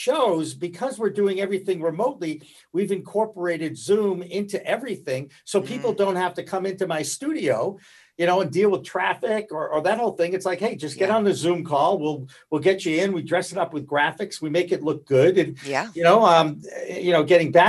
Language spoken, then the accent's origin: English; outside of Boston, Massachusetts, United States; I grew up outside of Boston